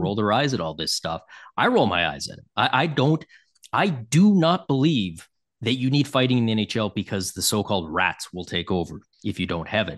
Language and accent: English; Toronto, Ontario, Canada; I grew up in Toronto